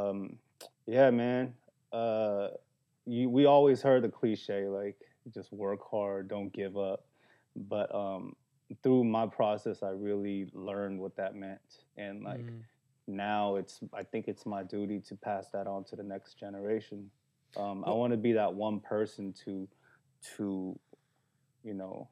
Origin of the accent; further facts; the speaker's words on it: South Korea; now in Los Angeles, United States; I was born in Korea, son of immigrants. We came to this country with $600 in our pocket